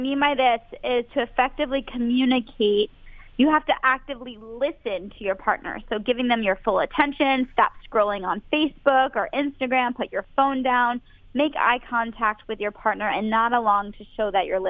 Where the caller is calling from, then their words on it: Boston, Massachusetts, United States; I'm calling from Boston, Massachusetts.